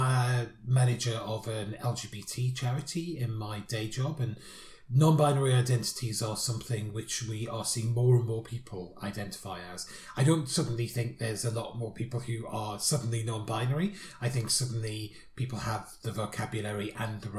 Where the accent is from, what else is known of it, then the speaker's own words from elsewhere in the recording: United Kingdom; Being British